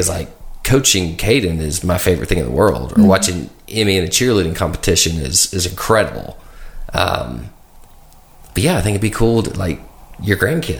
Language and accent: English; Brentwood, Tennessee, United States; now in Nolensville, United States; I grew up in Brentwood